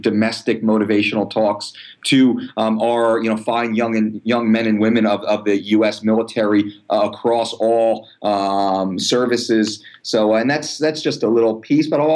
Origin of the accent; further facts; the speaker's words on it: Belmar, New Jersey, United States; my hometown of Belmar